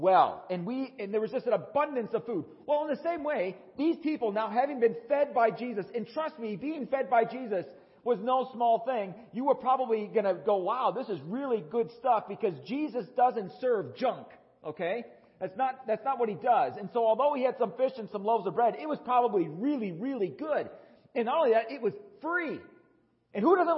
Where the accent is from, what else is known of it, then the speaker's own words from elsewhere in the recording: Wisconsin, United States; now in Tucson, United States; Growing up in Wisconsin